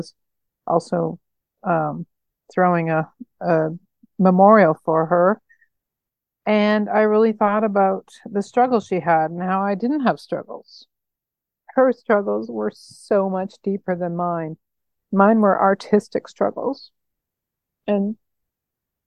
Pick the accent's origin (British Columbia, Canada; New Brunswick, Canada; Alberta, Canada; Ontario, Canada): British Columbia, Canada; Nanaimo; moved away; growing up in Nanaimo, BC